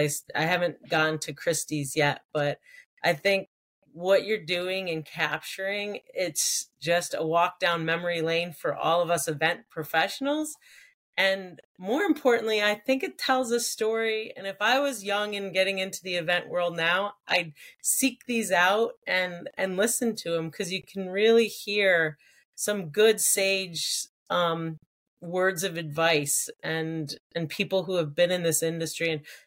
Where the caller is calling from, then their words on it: New York, United States; I'm actually joining from my house in upstate New York.